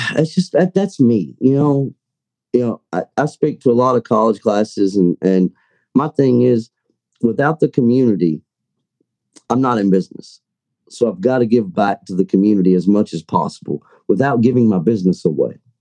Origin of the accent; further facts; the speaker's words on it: Kentucky, United States; I'm from Kentucky